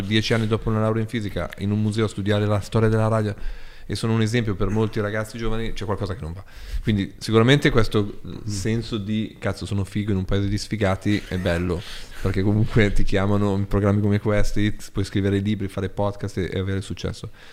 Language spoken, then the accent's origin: Italian; Borgosesia, Piedmont, Italy; sono nato a Borgo Sese